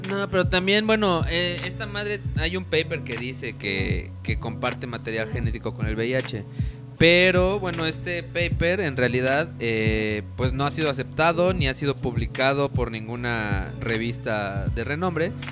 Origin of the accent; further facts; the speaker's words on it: Mexico; pensamos como mexicanos